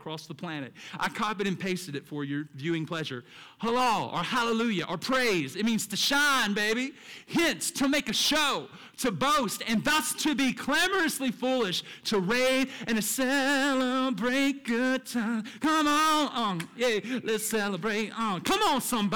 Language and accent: English; the South, United States; me as a child growing up in the South with a church on every corner